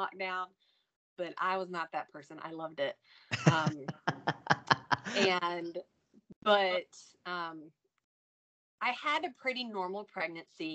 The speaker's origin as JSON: {"language": "English", "region": "North Carolina", "country": "United States", "said": "I'm from North Carolina"}